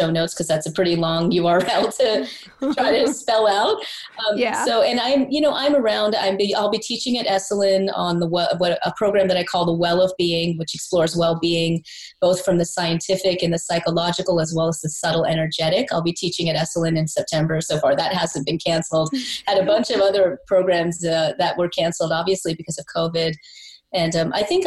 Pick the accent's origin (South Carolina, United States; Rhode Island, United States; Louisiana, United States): South Carolina, United States; I'm East Indian. I was born in South Carolina. All my friends were Baptist Christian